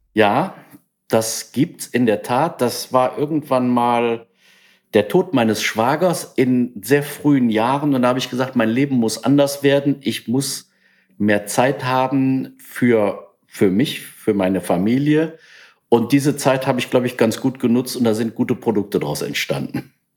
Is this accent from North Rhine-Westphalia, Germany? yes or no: yes; Langenfeld, North Rhine-Westphalia, Germany; ich bin in Langenfeld geboren